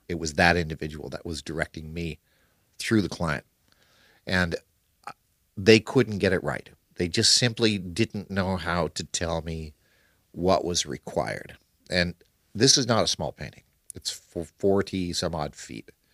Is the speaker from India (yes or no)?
no; Canada; now in Kuala Lumpur, Malaysia; the area that I grew up in Canada.